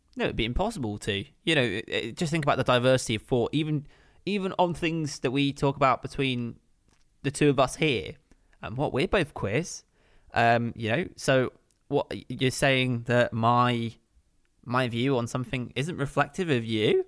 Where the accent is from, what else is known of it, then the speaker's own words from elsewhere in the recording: Kent, South East England, United Kingdom; moved away as an adult; also born or lived in West London; growing up in Kent.